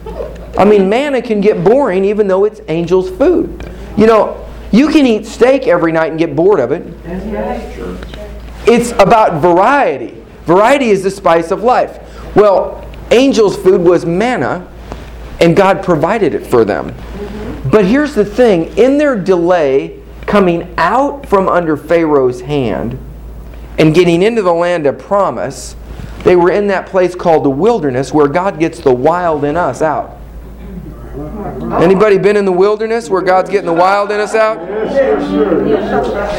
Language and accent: English; Kansas City, Missouri, United States; I'm from Kansas City